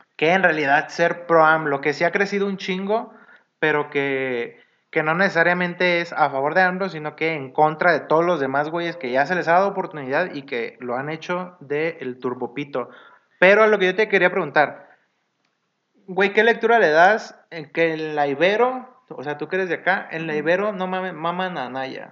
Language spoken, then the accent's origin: Spanish; Mazatlán, Sinaloa, Mexico; moved away; yo no soy de acá, yo soy de Sinaloa.